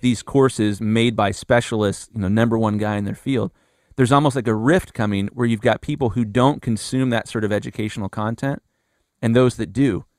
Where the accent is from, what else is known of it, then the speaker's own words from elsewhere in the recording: Columbus, Ohio, United States; I'm from Columbus, Ohio, and when I graduated high school